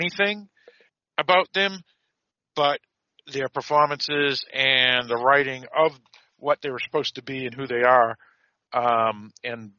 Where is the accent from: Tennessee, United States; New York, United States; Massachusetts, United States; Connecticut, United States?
Massachusetts, United States; Boston; accent: Boston; my Boston accent